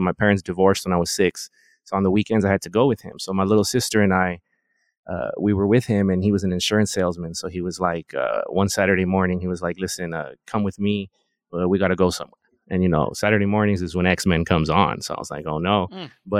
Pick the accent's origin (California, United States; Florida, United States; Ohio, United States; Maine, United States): California, United States; Los Angeles; so I'm from the Valley, the 818